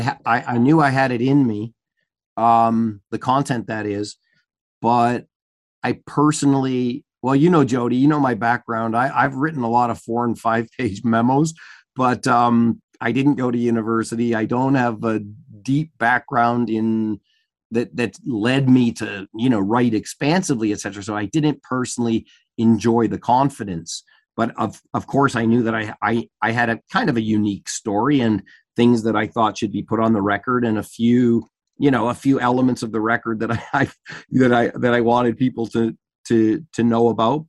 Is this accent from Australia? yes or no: no; Canada; as a Canadian that's traveled to the U